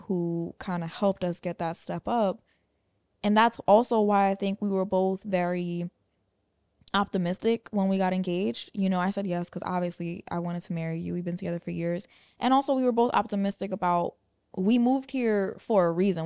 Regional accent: New York, United States; moved away as an adult; where we grew up in New York

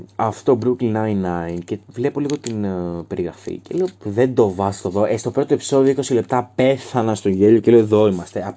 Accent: Thrace, Greece; είμαι πανθρακικό, γιατί είμαι από τη Θράκη

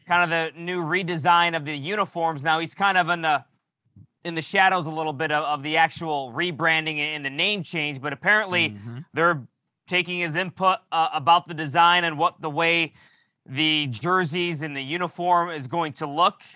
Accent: New York, United States; I'm from New York

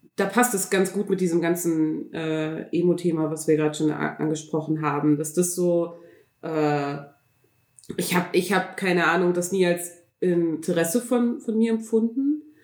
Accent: Berlin, Germany; bei uns in Berlin

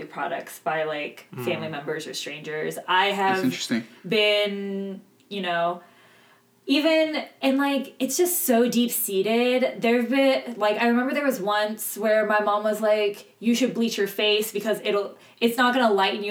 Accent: Pakistan; I'm South Asian, I'm Pakistani, nationality, ethnically Gujarati

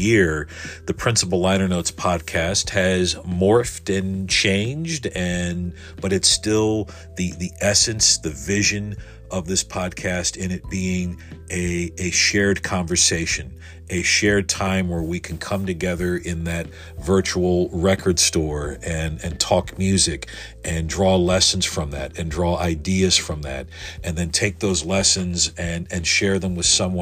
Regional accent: United States; listeners here in my home country

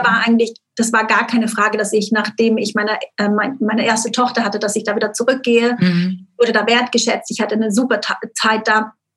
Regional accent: Switzerland; moved away; aufgewachsen bin ich wirklich auf dem Schweizer Dorf, wie man sich so vorstellt, mit den Kühen und den Bergen im Hintergrund am Bodensee.

